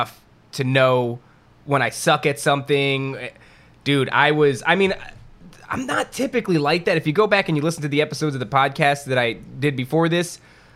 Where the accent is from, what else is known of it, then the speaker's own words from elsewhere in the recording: New Jersey, United States; we're all a couple of Jersey boys